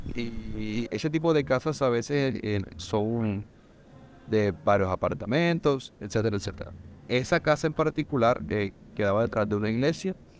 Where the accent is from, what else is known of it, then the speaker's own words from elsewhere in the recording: Montería, Córdoba, Colombia; soy de Montería, de Montería he vivido, viví